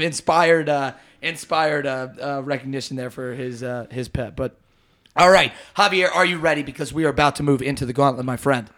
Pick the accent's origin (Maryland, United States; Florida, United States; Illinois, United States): Maryland, United States; Baltimore; I'm from Baltimore